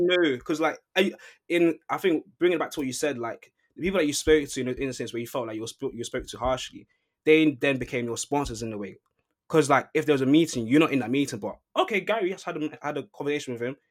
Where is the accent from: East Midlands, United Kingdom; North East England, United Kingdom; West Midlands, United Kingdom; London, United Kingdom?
London, United Kingdom; moved away as an adult; now in Manchester, United Kingdom; I grew up in London. I come to Manchester to study.